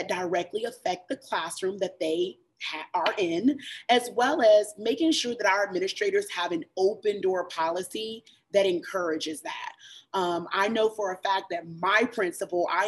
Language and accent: English; Chapel Hill, North Carolina, United States; I grew up in Chapel Hill